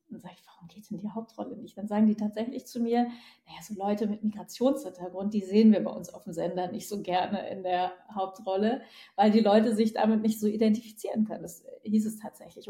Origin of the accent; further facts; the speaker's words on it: Northern Germany, Germany; accent: northern German dialect; dass man mir irgendwann meinen nordischen Dialekt verboten hatte